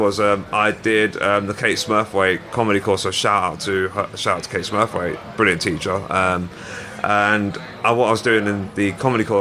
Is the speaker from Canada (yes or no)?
no; London, United Kingdom; also born or lived in Nottingham; I grew up in London. I was born in Norfolk Park Hospital, which is in Harrow